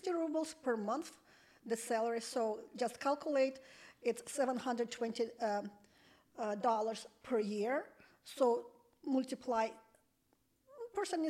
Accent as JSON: {"language": "English", "region": "Saint Petersburg", "country": "Russia", "tie": "born or raised there", "also_born_or_lived": "Detroit, Michigan", "accent": "Russian", "second_language": "English", "moved": "as an adult", "lives_now": "California, United States", "said": "I was born in Leningrad. It's Soviet Union"}